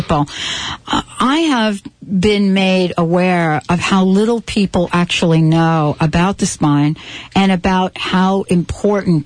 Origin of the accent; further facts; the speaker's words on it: the South, United States; my mom, stepmom growing up in the South, it was, you know, the cornbread and the milk and the whole thing